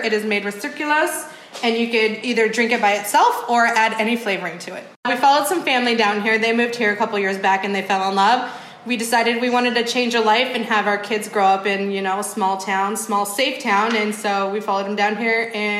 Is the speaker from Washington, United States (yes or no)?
yes; Sumner, Washington, United States; moved away as an adult; now in Clifton, United States; a little town I grew up in called Sumner, Washington.